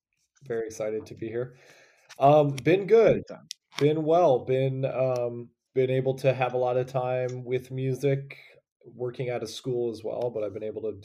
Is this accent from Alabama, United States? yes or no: no; Toledo, Ohio, United States; But I'm from Toledo, Ohio, which is Northwest Ohio, the really, really flat and corn-filled part of Ohio.